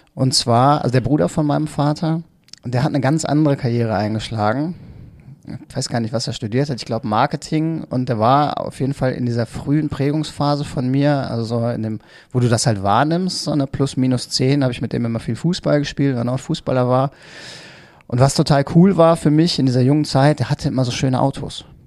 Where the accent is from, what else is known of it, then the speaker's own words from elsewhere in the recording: Mettmann, North Rhine-Westphalia, Germany; also born or lived in Hilden / Düsseldorf; now in Neuss, Germany; also zwar aufgewachsen in Mettmann, aber geboren in Hilden äh, und wohne jetzt mittlerweile seit zwölf Jahren in Neuss